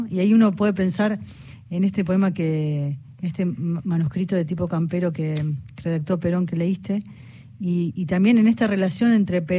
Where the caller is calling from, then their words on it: Ciudad Evita, Buenos Aires Province, Argentina; de Ciudad Evita, me encanta el programa y quiero participar en el concurso.